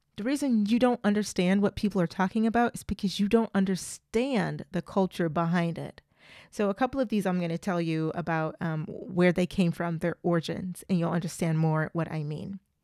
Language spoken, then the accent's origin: English; United States; I am an American